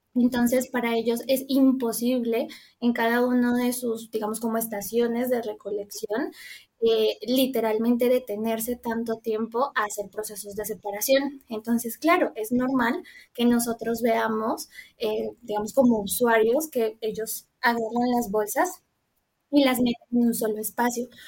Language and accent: Spanish; Colombia; moved away as an adult; now in Mexico; estudié en Colombia porque soy colombiana. Mm, y bueno, digamos que toda mi carrera la hice allí, eh, bueno, viví allí toda mi vida